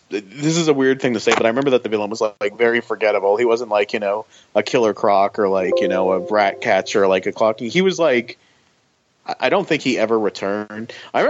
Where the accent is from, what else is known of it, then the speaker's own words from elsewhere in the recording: Florida, United States; because I grew up in Florida, where I still live